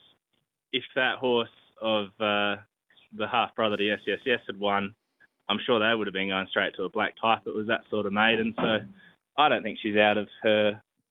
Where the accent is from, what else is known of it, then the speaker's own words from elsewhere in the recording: Port Adelaide, South Australia, Australia; we are both from the Port Adelaide area